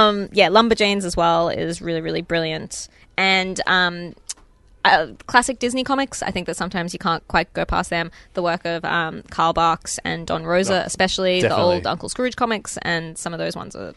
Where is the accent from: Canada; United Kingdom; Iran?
Canada; I'm also another one that, as a Canadian, you should probably check out the books of Faith Erin Hicks.